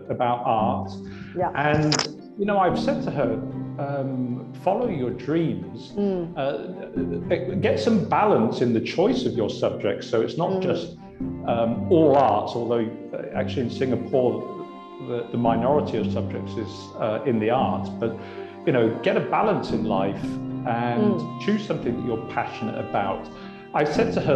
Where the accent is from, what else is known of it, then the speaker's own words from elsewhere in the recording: Oxford, South East England, United Kingdom; I come from Oxford, and actually, yeah. I was surrounded by Oxford academia. My father was a professor.